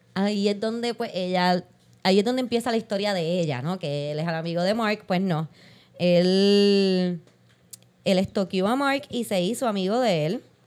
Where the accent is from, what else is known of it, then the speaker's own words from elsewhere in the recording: San Juan, Puerto Rico; yo soy de Santurce